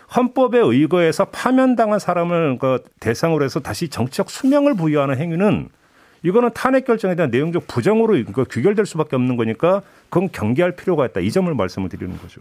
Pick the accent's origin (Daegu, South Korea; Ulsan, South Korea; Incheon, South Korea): Daegu, South Korea; 저의 고향인 대구의